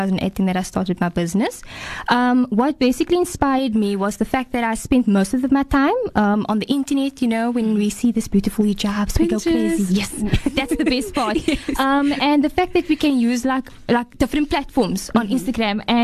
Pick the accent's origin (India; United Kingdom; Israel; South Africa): South Africa; Cape Town, Western Cape; I'm from Mitchell's Plain, Lintahir Mitchell's Plain. Very local